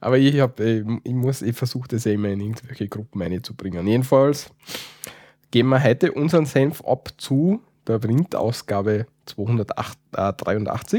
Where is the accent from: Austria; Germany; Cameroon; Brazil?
Austria; Wir sind keine Deutschen, deswegen wissen wir es nicht, wie, man, wie, wie, wie die Deutschen das so richtig sagen. Bei uns in Österreich